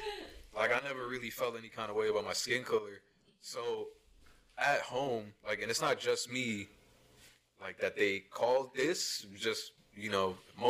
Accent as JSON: {"language": "English", "town": "Franklin", "country": "United States", "tie": "born or raised there", "first_language": "Spanish", "second_language": "English", "said": "where I grew up in Franklin, there's hella Hispanics, hella black kids, a lot of Indians, a lot of Asians, a lot of white people. It's a good mix of everything."}